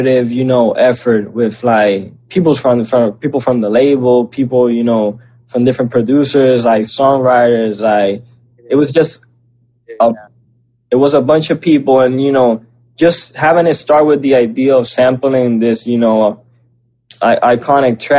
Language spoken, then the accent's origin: English; Puerto Rico; growing up in Puerto Rico